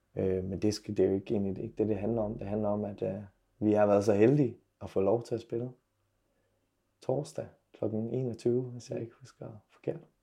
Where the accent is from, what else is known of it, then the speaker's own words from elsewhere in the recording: Silkeborg, Central Denmark Region, Denmark; now in Aarhus, Denmark; min hjemby Silkeborg